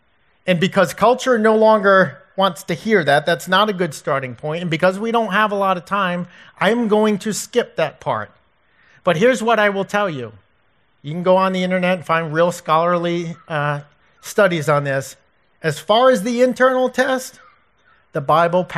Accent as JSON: {"language": "English", "area": "Providence, Boston", "region": "New England", "country": "United States", "tie": "born or raised there", "said": "my hometown area, Providence, Boston"}